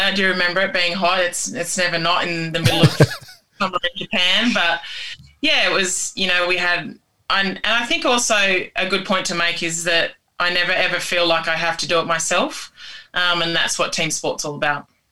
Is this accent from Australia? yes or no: yes; Tamworth, New South Wales, Australia; I'm from uh, a town called Tamworth in country New South Wales, um, and I'm Indigenous to Australia